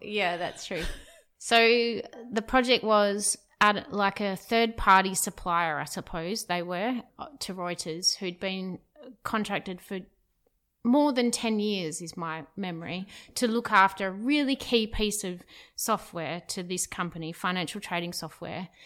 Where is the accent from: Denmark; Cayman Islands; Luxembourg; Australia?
Australia; Perth, Western Australia; moved away as an adult; I'm from Perth, where we currently are, Perth, Western Australia